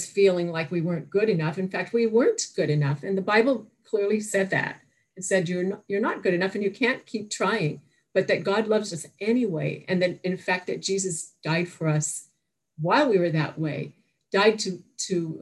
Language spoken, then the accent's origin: English; Toronto, Ontario, Canada; I was born in Toronto, Canada